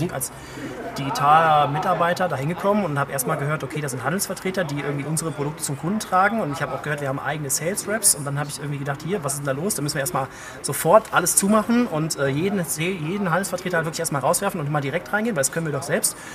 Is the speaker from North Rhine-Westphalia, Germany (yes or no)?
yes; Cologne, North Rhine-Westphalia, Germany; now in Idar-Oberstein, Germany; Also ich komme wirklich aus Köln, ich war sonst eigentlich immer in irgendwelchen Metropolen und Ländern und irgendwie viel unterwegs